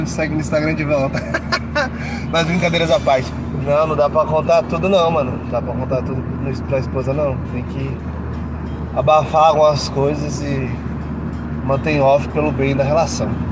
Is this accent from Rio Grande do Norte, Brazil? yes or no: no; Guarulhos, São Paulo, Brazil; Também sou de Guarulhos.